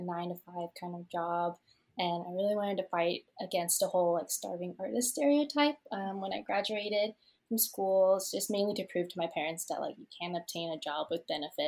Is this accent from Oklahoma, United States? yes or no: yes; Tulsa, Oklahoma, United States; also born or lived in Vietnam; I was born in Vietnam and moved to the States when I was one, and I've been in Tulsa, Oklahoma since I was six